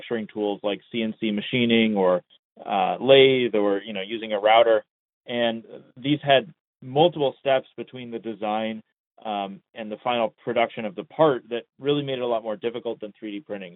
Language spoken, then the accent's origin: English; Long Beach, California, United States; I was born in Long Beach, California in the 90s